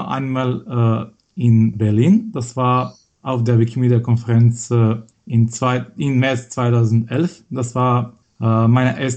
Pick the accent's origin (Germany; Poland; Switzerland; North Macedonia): North Macedonia; Skopje; German is a second language; äh, aus Skopje, Mazedonien. Äh, ich wurde 1990 geboren in Skopje und ich bin in derselben Stadt aufgewachsen.